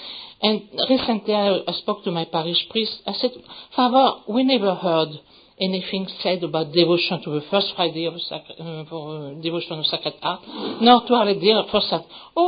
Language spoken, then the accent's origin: English; France; accent: French; English is a second language; moved away; my accent, I'm French.